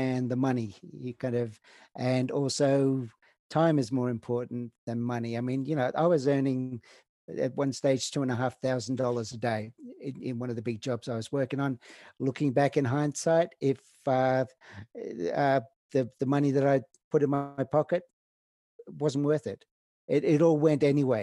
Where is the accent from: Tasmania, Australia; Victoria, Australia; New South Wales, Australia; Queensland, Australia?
New South Wales, Australia; Snowy Mountains, Cooma/Jindabyne; moved away as an adult; now in Canada; my kind of hometown back in Australia on the Cooma Jindabyne side. Yes, because I grew up in the Snowy Mountains